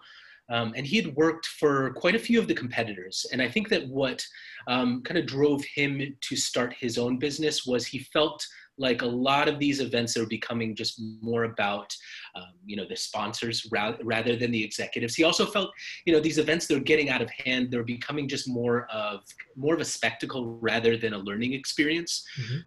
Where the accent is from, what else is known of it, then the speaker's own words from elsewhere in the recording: Mexico City, Mexico; now in Austin, United States; I grew up in Mexico City